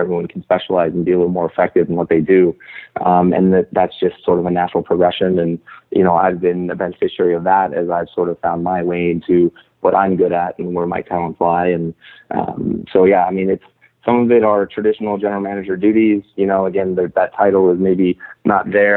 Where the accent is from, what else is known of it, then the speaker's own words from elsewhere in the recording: Torrance, California, United States; moved away as an adult; also born or lived in Seattle; I grew up in Torrance, uh, so South Bay is is uh, where I spent most of my life